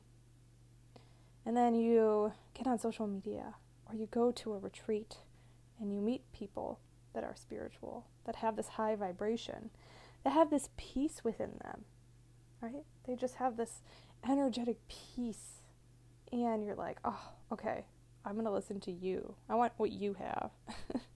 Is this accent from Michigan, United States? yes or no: yes; Michigan, United States; moved away; also born or lived in California; I grew up in Michigan